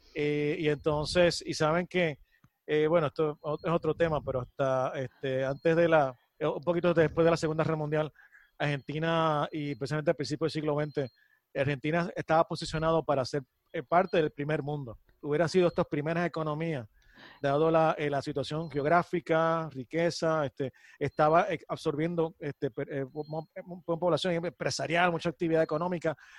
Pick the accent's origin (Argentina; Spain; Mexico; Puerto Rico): Puerto Rico; como puertorriqueño